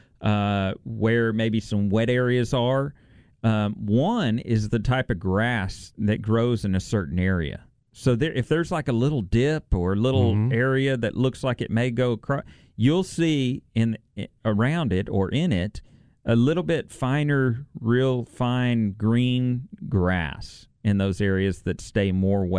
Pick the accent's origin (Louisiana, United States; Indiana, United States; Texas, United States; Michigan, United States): Texas, United States; La Grange; My hometown